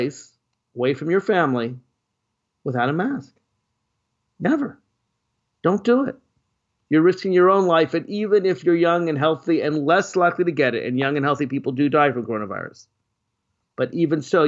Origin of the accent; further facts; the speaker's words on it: Nashville, Tennessee, United States; now in Washington, D.C., United States; I'm actually in my hometown of birth, Nashville, Tennessee, spending a little bit of time with my family